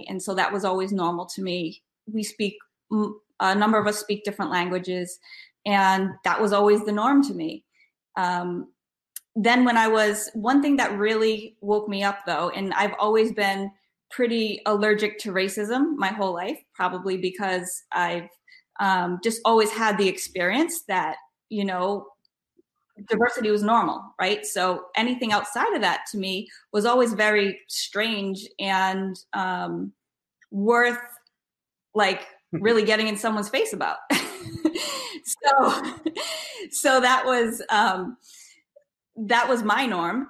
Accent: Rhode Island, United States; I am from Rhode Island. I grew up in Rhode Island

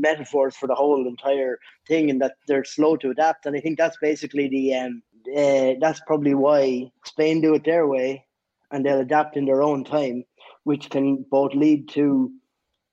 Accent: Ireland; I'm from Ireland

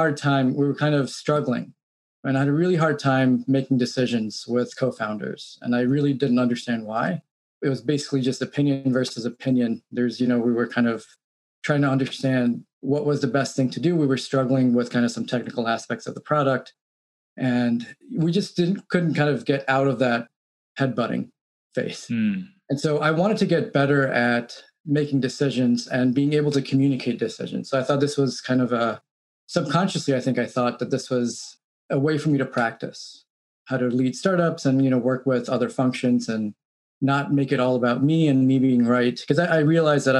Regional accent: New York City, New York, United States; moved away as an adult; also born or lived in Midwest; I grew up in New York City, did all my schooling in New York, went to NYU.

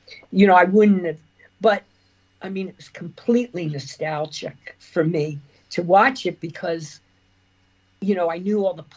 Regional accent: United States; moved away as an adult; also born or lived in New York; now in Dublin, Ireland

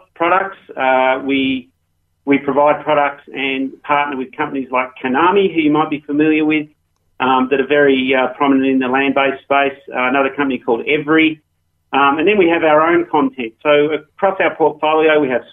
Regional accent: Australia; moved away as an adult; as you might tell from my accent. I started off in Australia and worked in the gaming industry over there.

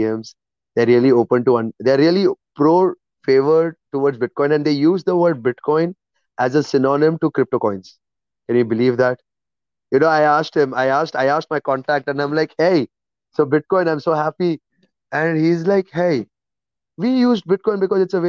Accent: India; moved away; I'm an Indian

